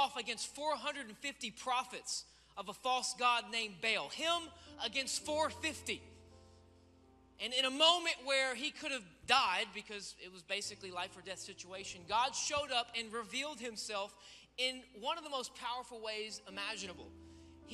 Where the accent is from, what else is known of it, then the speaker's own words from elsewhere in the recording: Memphis, Tennessee, United States; I am from Memphis, Tennessee, and I've spent my entire life serving at the Life Church